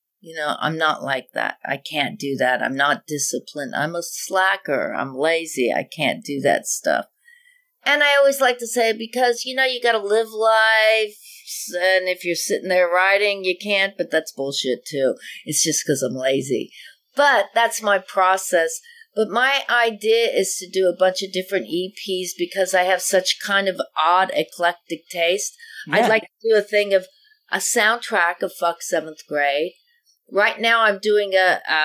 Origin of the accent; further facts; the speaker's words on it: Denver, Colorado, United States; I am from Denver, Colorado